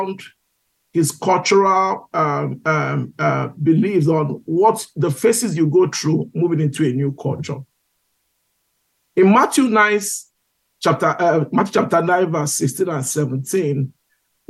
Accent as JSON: {"language": "English", "region": "Igboland", "country": "Nigeria", "also_born_or_lived": "United Kingdom", "moved": "as an adult", "lives_now": "United States", "said": "I come from Igbo. I'm an Igbo guy from Nigeria"}